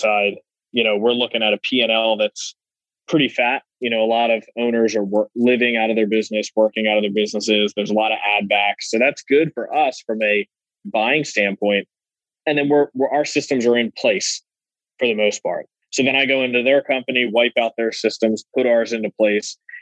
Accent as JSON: {"language": "English", "town": "Philadelphia", "region": "Pennsylvania", "country": "United States", "tie": "born or raised there", "said": "I am from Philadelphia my entire life, born and raised"}